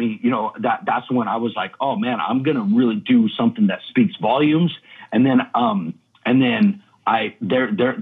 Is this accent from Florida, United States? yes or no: no; Redding, California, United States; moved away as an adult; also born or lived in Old Shasta, California; now in Brooklyn, United States; I'm from Reading, California. That's my hometown. I'm actually from Old Shasta, but Reading was it's like right next to it